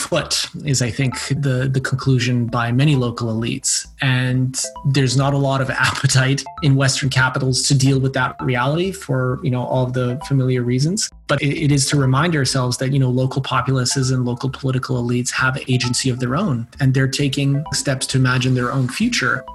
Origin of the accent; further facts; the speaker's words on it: Bosnia & Herzegovina; first language Bosnian; English is a second language; moved away; I was born in Bosnia, and I think obviously in comparison to a lot of younger diaspora kids, I'm much more embedded in that society than they are, you know, speak the language as my mother tongue